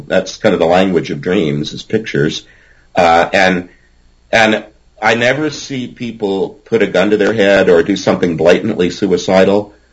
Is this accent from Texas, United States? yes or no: yes; Groves, Texas, United States; accent: Southern drawl; I grew up in Groves, Texas, in Southeast Texas, and uh, I can put on a twang if I need